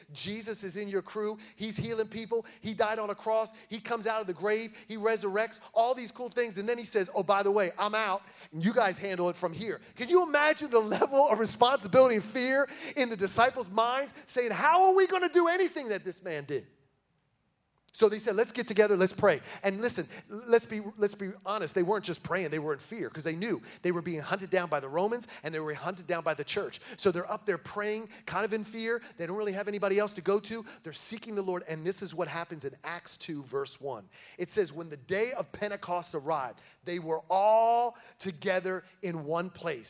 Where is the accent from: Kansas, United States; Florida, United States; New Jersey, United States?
New Jersey, United States; moved away as an adult; now in Tennessee, United States; When I moved down here from New Jersey, my wife and I, we grew up in church together